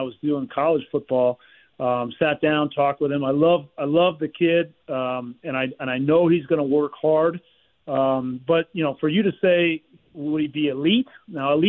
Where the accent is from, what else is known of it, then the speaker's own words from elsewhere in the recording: Miami, Florida, United States; my hometown there in Miami